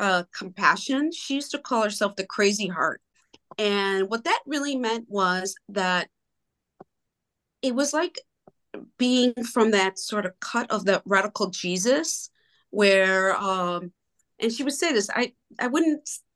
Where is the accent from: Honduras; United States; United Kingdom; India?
Honduras; born there; Yes, I was born in Honduras, and I really met Sister when I was 8 years old.